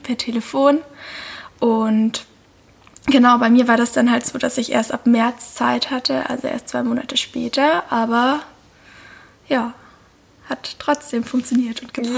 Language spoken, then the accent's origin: German; Lake Constance, Baden-Württemberg, Germany; moved away; also born or lived in Black Forest; ich komme aus Deutschland, genau genommen vom Bodensee